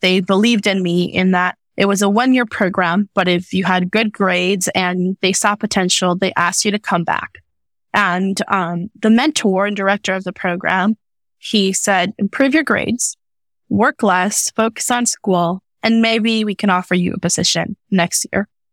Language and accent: English; United States; also born or lived in Mexico; being Mexican American, being born here, but also having lived in Mexico for a few years